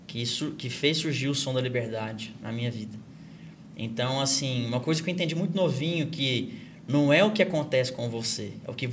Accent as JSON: {"language": "Portuguese", "town": "Goiânia", "region": "Goiás", "country": "Brazil", "said": "Eu sou de Goiânia, Interior. terra do sertanejo."}